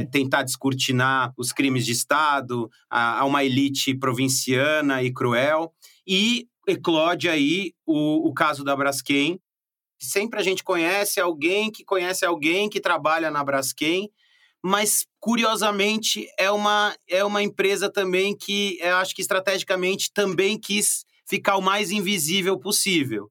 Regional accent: São Paulo, Brazil; accent: paulistano; also born or lived in Alagoas; eu me criei em São Paulo, passando longos períodos em Alagoas. Minha família é toda de Alagoas

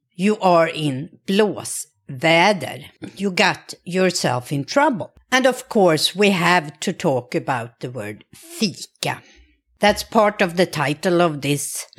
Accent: Sweden; I grew up in Sweden

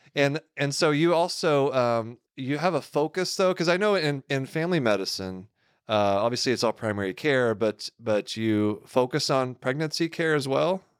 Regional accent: Houston, Texas, United States; accent: southern drawl; moved away; I grew up in the Houston area.

